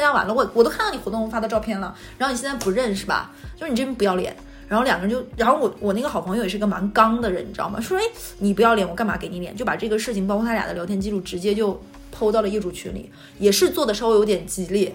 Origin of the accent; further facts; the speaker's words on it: Jilin, China; moved away; 吉林的，我老家